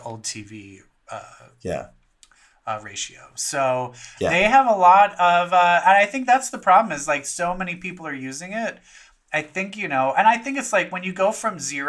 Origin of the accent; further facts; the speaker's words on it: Baltimore, Maryland, United States; I'm from Baltimore